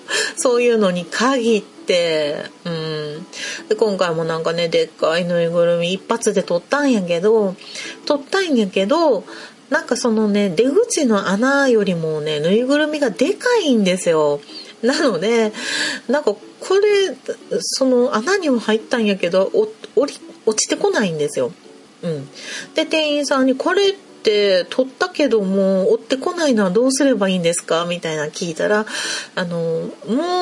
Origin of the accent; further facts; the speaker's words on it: Kansai, Japan; やっぱり関西人なんで